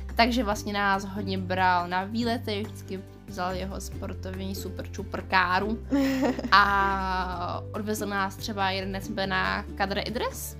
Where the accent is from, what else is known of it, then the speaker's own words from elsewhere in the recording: Czechia; my jsme jako teda z Česka